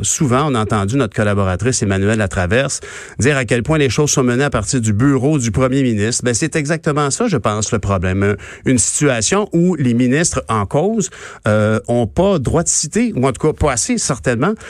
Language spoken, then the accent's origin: French; Quebec, Canada; nous, on fait notre effort en tant que Québécois.